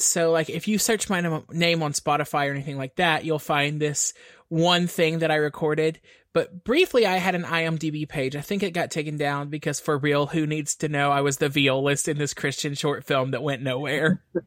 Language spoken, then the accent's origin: English; East Texas, United States; now in San Antonio, United States; there was this Tex Mex place in my hometown called Cancun Dave's